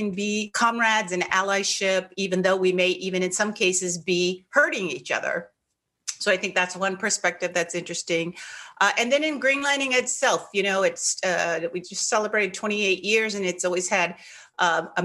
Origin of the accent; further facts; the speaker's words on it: Tacoma, Washington, United States; So I'm from the Pacific Northwest, which you know, even on our block, and because we were part military, it was such a diverse block.